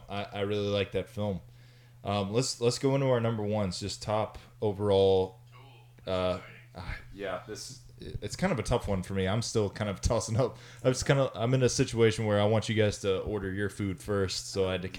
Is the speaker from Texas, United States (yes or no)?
yes; Texas, United States; Like, I'm from Texas, and I never spent a lot of time on the East Coast growing up.